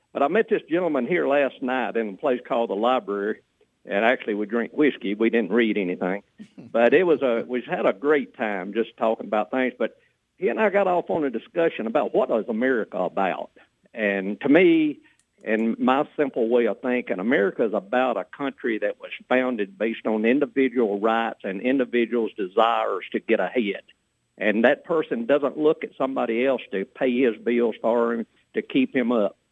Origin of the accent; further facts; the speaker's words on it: Tennessee, United States; growing up in Tennessee, and I'm really a poor backwoods poor boy, and grew up on the farm